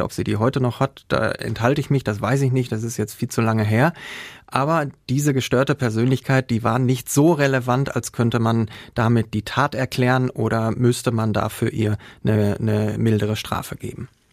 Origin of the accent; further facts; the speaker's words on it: Herne, North Rhine-Westphalia, Germany; Ich bin aus Herne.